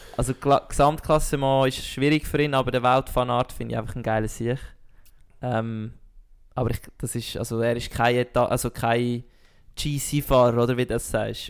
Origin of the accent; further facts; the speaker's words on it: Switzerland; als Schweizer